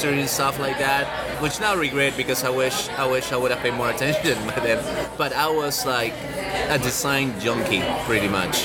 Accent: Lima, Peru; moved away as an adult; now in Austin, United States; I'm from Lima, Peru. I study architecture there

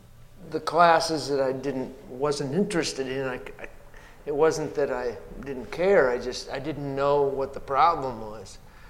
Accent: Montrose, South Dakota, United States; born or raised there

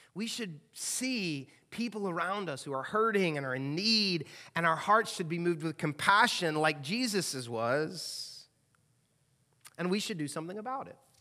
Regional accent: the South, United States; moved away as an adult; now in Louisville, United States; I've lived here now eighteen years, and I don't feel like I'm in the South, 'cause I grew up in the South

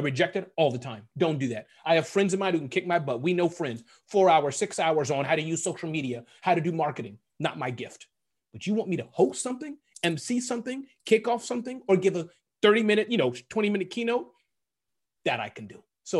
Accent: United Kingdom; It's just, I'm British. I'm just like this.

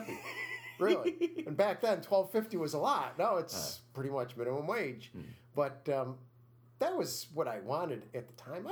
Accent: Utica, New York, United States; also born or lived in Whitesboro / Deerfield; Born in this area. In fact, going back to as far as I can remember, I remember up until about kindergarten, growing up on Elm Street in Utica

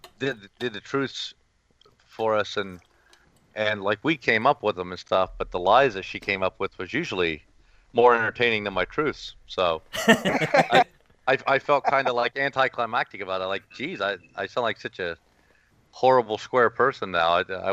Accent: Ohio, United States; So it's ironic that I'm from Ohio

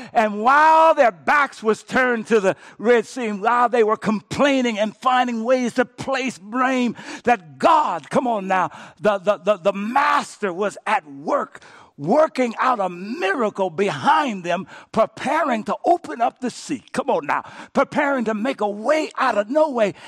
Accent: Cochetta, Louisiana, United States; moved away; I went back to my hometown, Cochetta, Louisiana

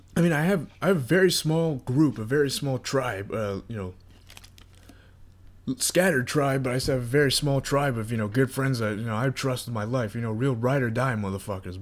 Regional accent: North Carolina, United States; moved away as an adult; now in Florida, United States; I graduated high school, and I moved from North Carolina to Florida during that time

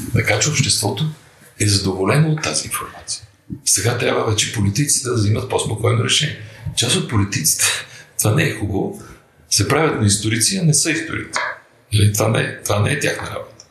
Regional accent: Bulgaria; Аз съм българин

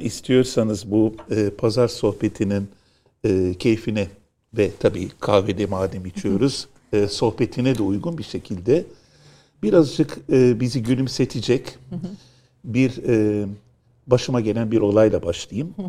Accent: Istanbul, Turkey; also born or lived in Moda, Istanbul; memleket neresi? dedi. İstanbul dedim

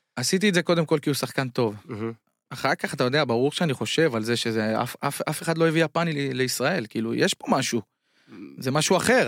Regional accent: Bat Yam, Tel Aviv District, Israel; moved away as an adult; now in China; וגם אני נולדתי בבת ים

